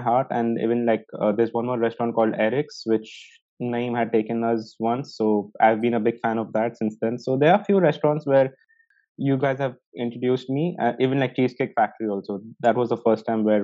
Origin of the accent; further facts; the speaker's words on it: Dubai, United Arab Emirates; I've been born and brought up in Dubai in United Arab Emirates